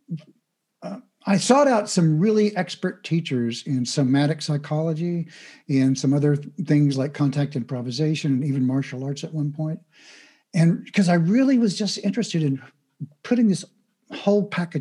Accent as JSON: {"language": "English", "region": "Midwest", "country": "United States", "tie": "born or raised there", "said": "I grew up in the Midwest in the United States"}